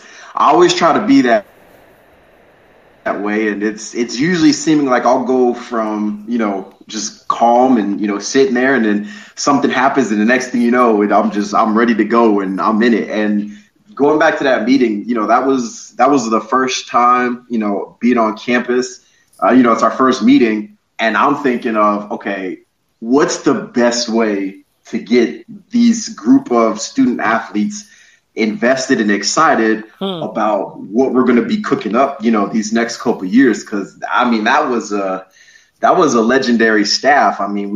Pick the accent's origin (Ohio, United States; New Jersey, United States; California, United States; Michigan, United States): Ohio, United States; Columbus; also born or lived in Hartford, Connecticut; So I was born and raised in Columbus, Ohio. I was born and raised in Columbus, Ohio. I lived in Hartford, Connecticut for a couple years. And then I moved right back to Ohio.